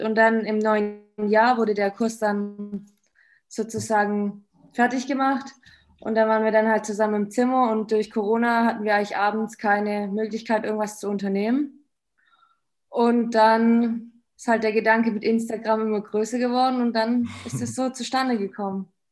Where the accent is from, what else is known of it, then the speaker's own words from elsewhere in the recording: Böblingen, Baden-Württemberg, Germany; ich komme von Böblingen